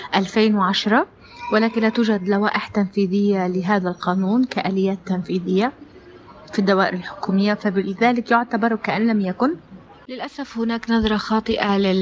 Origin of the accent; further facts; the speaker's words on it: Libya; أنا من ليبيا